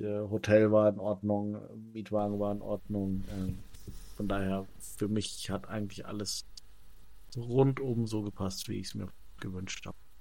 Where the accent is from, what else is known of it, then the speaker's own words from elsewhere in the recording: Germany; als Deutscher